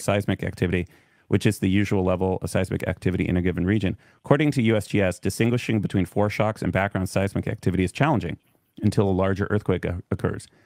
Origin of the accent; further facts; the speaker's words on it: California, United States; we're from California